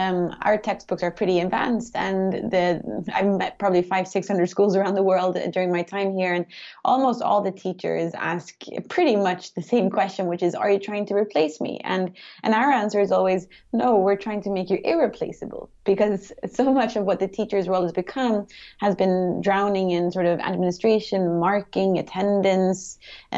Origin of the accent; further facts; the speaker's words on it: Sweden; also born or lived in United States / China / United Kingdom; I am from Sweden originally, but I lived most of my life abroad. So I grew up in the States when I was younger, and then I went to high school in China, of all places.